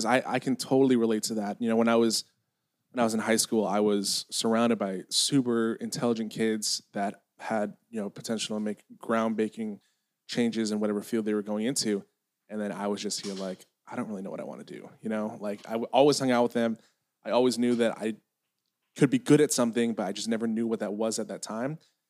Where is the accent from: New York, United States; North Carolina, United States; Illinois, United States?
Illinois, United States; Chicago; now in Los Angeles, United States; I grew up in Chicago